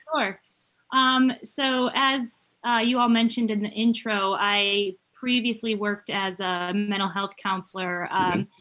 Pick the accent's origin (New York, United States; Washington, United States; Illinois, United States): New York, United States; Syracuse; moved away as an adult; also born or lived in Rochester, New York; now in Charlotte, United States; I'm from Syracuse, New York, originally, and um, I was born and raised there